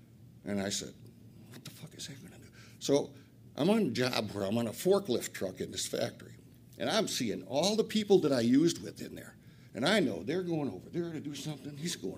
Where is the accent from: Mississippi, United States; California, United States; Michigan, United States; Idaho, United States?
Michigan, United States; Flint; I'm an addict from Flint.